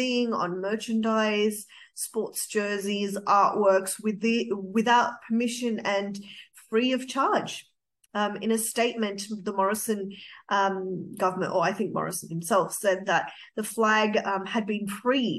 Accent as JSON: {"language": "English", "country": "Australia", "said": "being an Australian"}